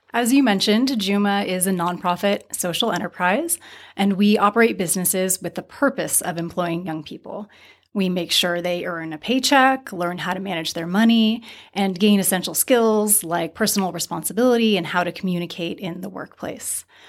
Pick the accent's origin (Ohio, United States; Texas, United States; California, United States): California, United States; Santa Barbara; I grew up in Santa Barbara, which is quite segregated